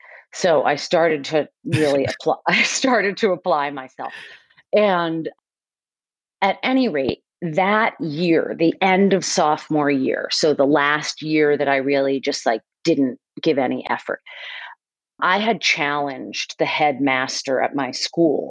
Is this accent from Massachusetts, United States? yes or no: yes; Westwood, Massachusetts, United States; I grew up like in a suburb outside of Boston, Mass, and called Westwood